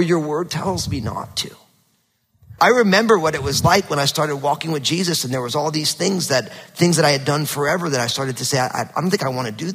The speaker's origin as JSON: {"language": "English", "region": "New Jersey", "country": "United States", "tie": "born or raised there", "also_born_or_lived": "Northwest (US)", "moved": "yes", "lives_now": "Pacific Northwest, United States", "said": "growing up in New Jersey, super hot, humid summers and freezing cold winters were normal"}